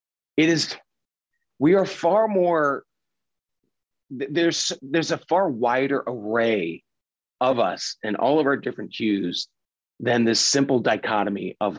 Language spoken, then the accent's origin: English; Pennsylvania, United States; I mean, I grew up in Pennsylvania and Dutch culture.